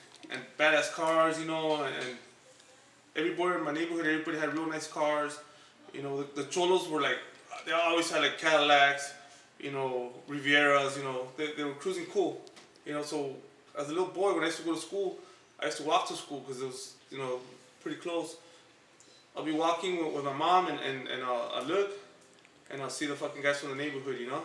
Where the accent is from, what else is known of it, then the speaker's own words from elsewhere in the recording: Los Angeles, California, United States; I was born and raised in Silver Lake, California.